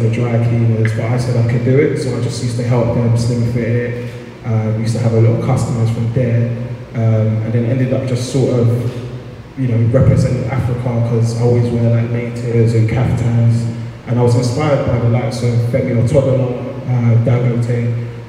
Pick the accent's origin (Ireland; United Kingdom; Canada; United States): United Kingdom; London; being a young black man, I grew up in Peckham, uh, which is South London.